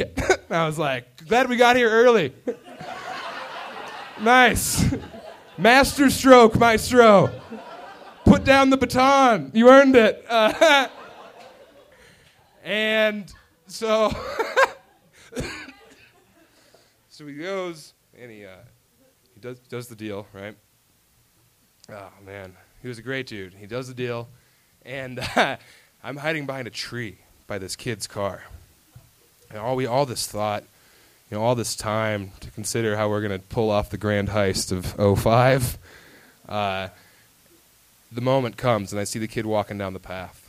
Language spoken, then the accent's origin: English; Elizabeth, Colorado, United States; I was from Elizabeth, Colorado